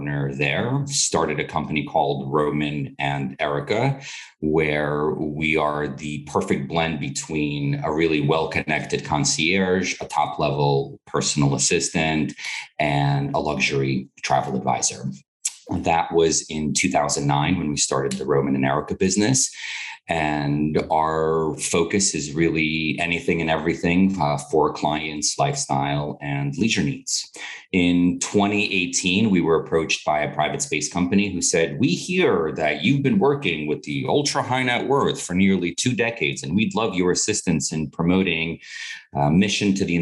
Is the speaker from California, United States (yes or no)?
no; New York City, New York, United States; also born or lived in Moscow, Russia; I was born in Moscow, Russia in 1981 and immigrated to this wonderful country in 1989. We were refugees through Europe and traversed Austria and Italy before being granted access to the United States. I grew up in Brooklyn, New York